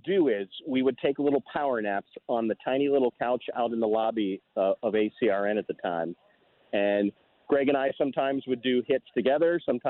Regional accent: Piedmont, Ohio, United States; also born or lived in Dover, Ohio; I'm a native of Ohio. I was born in Dover, Ohio, in Tuscarawas County. I grew up in a very small town called Piedmont, Ohio, in Harrison County. Grew up on Piedmont Lake. Went to Union Local High School.

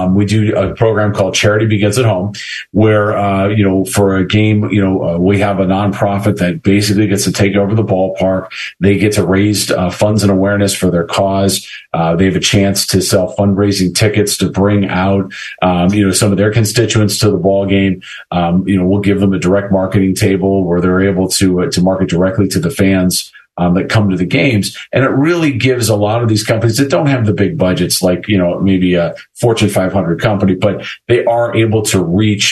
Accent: Akron, Ohio, United States; moved away as an adult; I'm from Akron, born and raised here

